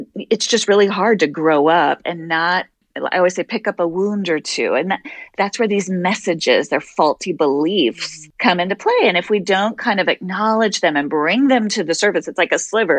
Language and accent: English; Wyoming, United States; now in Boston, United States; I'm originally from Wyoming.